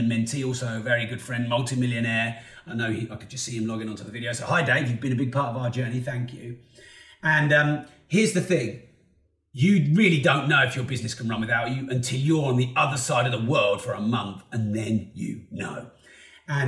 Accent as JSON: {"language": "English", "town": "Peterborough", "region": "East of England", "country": "United Kingdom", "said": "I'm from Peterborough"}